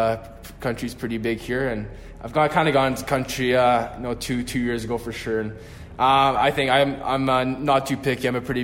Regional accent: Canada; obviously I'm from Canada, so a lot of guys have been playing basketball recently

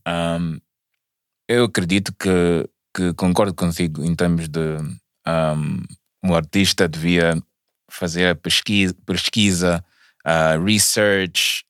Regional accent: Mozambique; moved away as an adult; also born or lived in South Africa; eu como moçambicano

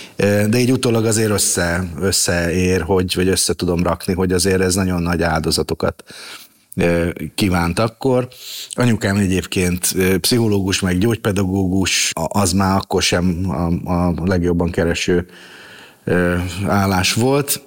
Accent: Budapest, Hungary; also born or lived in Szentes; a nagymamámmal laktunk nagyon sokáig, ö, Terézvárosban, a Ripurónai utcában, ö, és nagyjából ott is nőttem fel

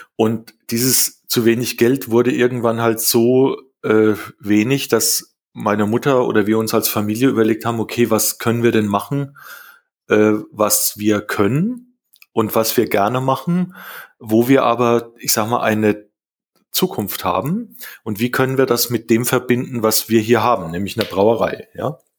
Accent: Rhön, Lower Franconia, Bavaria, Germany; now in Berlin, Germany; also ich wohne ja jetzt in Berlin äh, und äh, geboren bin ich ja in der Rhön äh, in Unterfranken.

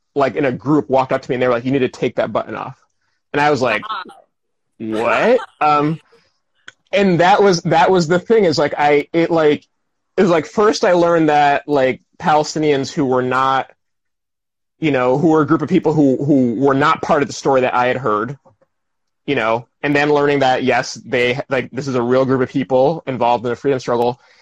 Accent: Albany, New York, United States; when i was a kid in my hometown albany new york

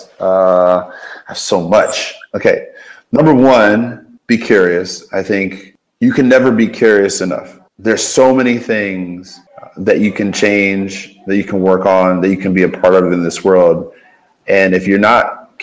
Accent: Baltimore, Maryland, United States; now in Ohio, United States; I'm from Baltimore

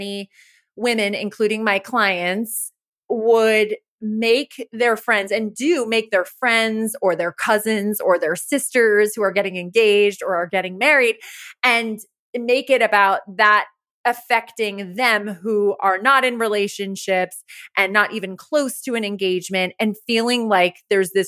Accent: Rye, New York, United States; moved away as an adult; also born or lived in Los Angeles; Growing up in Rye, where you and I both grew up, it's a very wealthy town

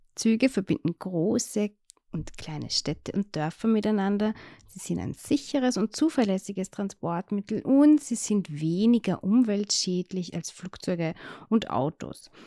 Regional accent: Austria; als Österreicherin

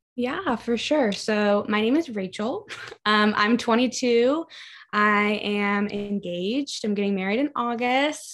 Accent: Baltimore, Maryland, United States; I grew up in Baltimore, Maryland

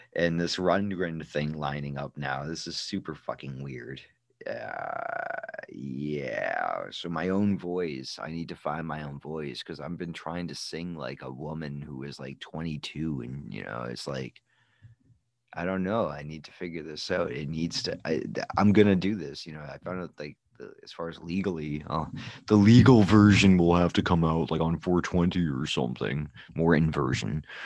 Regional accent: United States; I'm an American

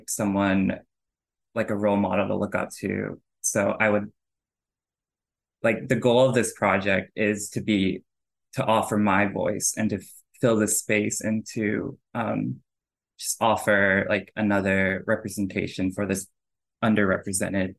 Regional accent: Oklahoma, United States; I grew up in Oklahoma

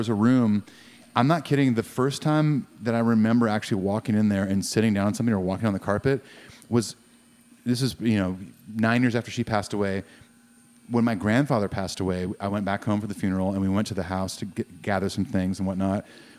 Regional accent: California, United States; moved away; growing up in California.

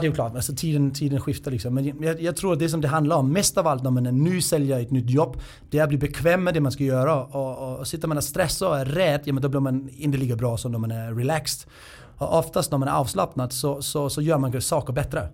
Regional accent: Denmark; now in Sweden; Det ska man inte göra som dansk. Och det var ju ganska grova skämt vi hade i Danmark.

